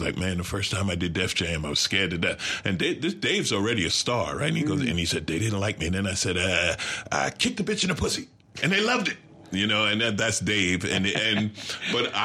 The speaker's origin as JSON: {"language": "English", "region": "New York", "country": "United States", "tie": "born or raised there", "moved": "yes", "lives_now": "Los Angeles, United States", "said": "I grew up in New York and lived in L.A."}